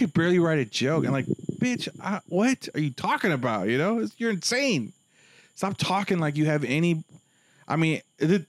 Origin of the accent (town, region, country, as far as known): San Antonio, Texas, United States; born or raised there